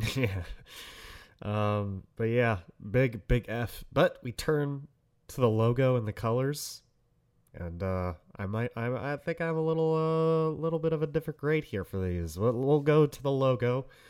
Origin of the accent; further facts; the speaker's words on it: Detroit, Michigan, United States; I'm from Detroit